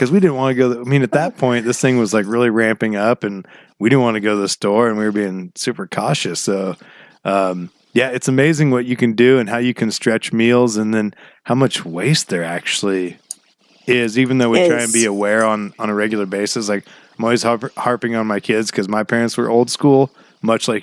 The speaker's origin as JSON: {"language": "English", "town": "Glendale", "region": "Oregon", "country": "United States", "tie": "born or raised there", "said": "when we grew up in Glendale"}